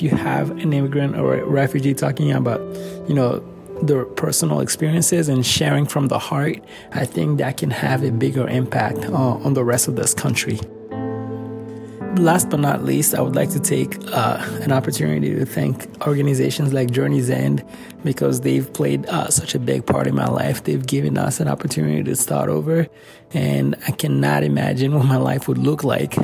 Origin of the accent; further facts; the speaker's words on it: Lomé, Maritime, Togo; also born or lived in Rwanda; now in Buffalo, United States; When I think of home, I think of Lomé, Togo in West Africa.